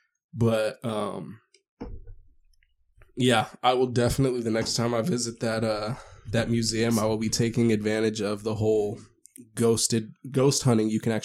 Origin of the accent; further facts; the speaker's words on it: Las Vegas, Nevada, United States; I've never been, so even though I'm from Vegas